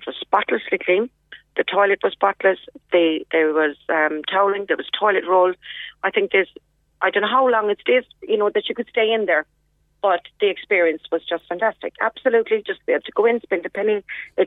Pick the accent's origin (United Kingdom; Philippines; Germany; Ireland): Ireland; Clonakilty, Munster; moved away; I was originally from Clonakilty, so I would have had family there